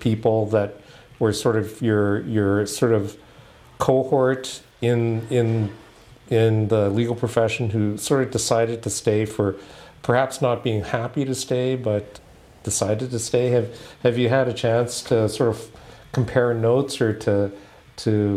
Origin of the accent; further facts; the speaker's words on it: Halifax, Nova Scotia, Canada; I grew up in Halifax